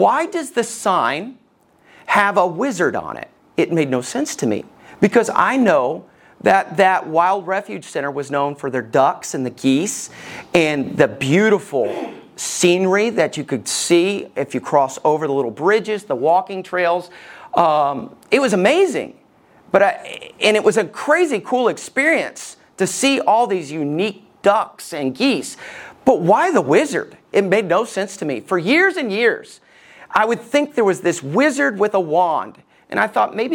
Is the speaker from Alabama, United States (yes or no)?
yes; Somerville, Alabama, United States; We lived just outside of Decatur. I lived in Somerville